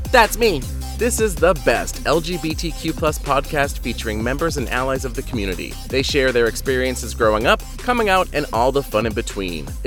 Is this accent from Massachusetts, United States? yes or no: yes; Grafton, Massachusetts, United States; I'm from Grafton, Massachusetts.